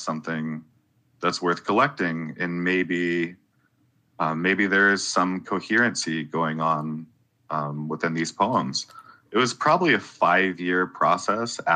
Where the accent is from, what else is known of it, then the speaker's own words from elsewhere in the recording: South Carolina, United States; now in Athens, United States; I grew up in South Carolina